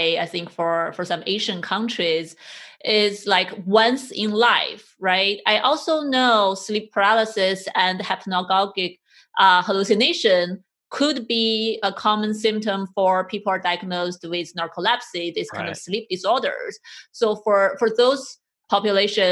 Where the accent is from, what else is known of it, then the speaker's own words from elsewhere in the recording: China; moved away; I grew up in China